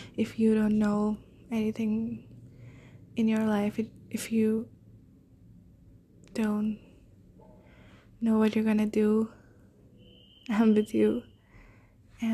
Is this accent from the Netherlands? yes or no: no; India; I'm an Indian girl, and I want to stay in India for my undergraduate course